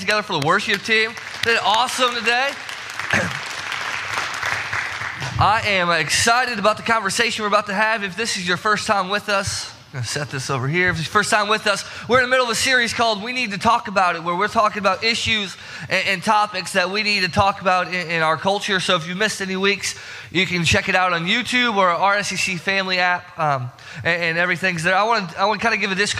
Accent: Herscher, Illinois, United States; moved away; my hometown, Hersher, Illinois

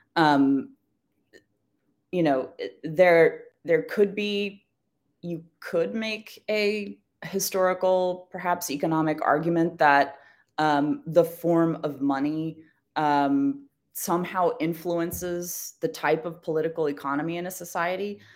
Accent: United States; as an American

